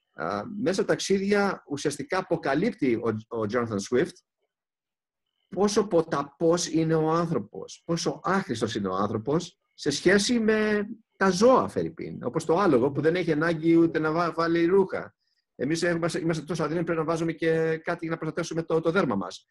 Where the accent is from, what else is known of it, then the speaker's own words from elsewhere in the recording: Greece; είμαστε Έλληνες